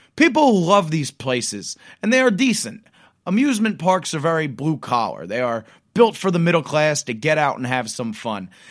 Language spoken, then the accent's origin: English; Pennsylvania, United States; My home state of Pennsylvania